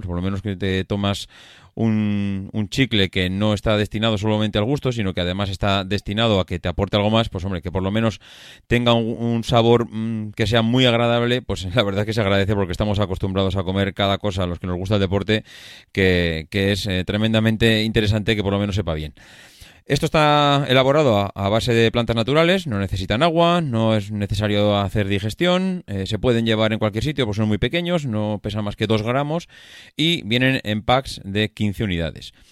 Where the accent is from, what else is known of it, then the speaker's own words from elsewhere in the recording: La Rioja, Spain; mi tierra, de La Rioja